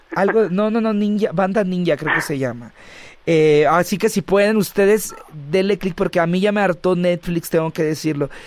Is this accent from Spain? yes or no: no; Champotón, Campeche, Mexico; also born or lived in Mérida; yo que nací en Mérida, pero toda mi vida he radicado en Champotón